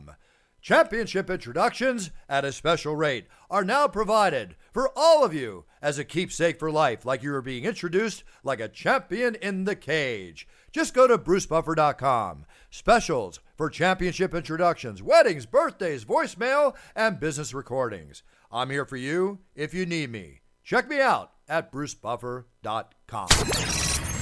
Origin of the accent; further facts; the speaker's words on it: Philadelphia, Pennsylvania, United States; Philadelphia, my hometown